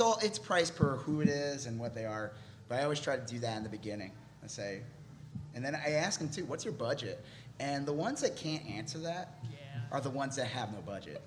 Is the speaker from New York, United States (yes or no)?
yes; Long Island, New York, United States; moved away as an adult; also born or lived in California; now in Texas, United States; I'm from Long Island, New York, and then I moved to California for a job, and then I moved to Texas for a job